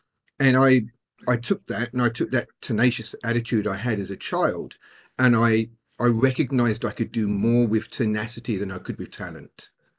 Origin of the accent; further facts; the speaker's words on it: England, United Kingdom; I'm very English when it comes to that.